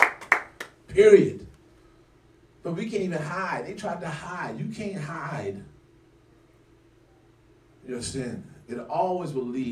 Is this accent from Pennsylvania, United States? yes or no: no; California, United States; also born or lived in Mecklenburg County, North Carolina; now in Charlotte, United States; I grew up in California, lived on the next to the beach